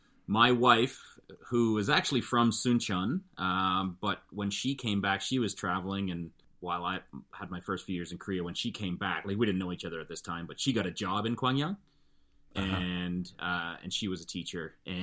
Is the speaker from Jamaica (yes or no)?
no; Calgary, Alberta, Canada; But when I grew up in Calgary, none of my best friends were white.